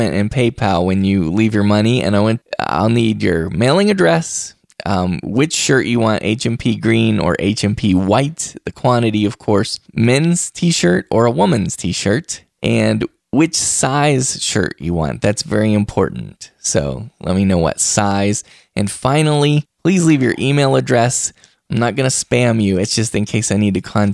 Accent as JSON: {"language": "English", "town": "Wheeling", "region": "West Virginia", "country": "United States", "tie": "born or raised there", "said": "we got Wheeling, West Virginia on there, my hometown"}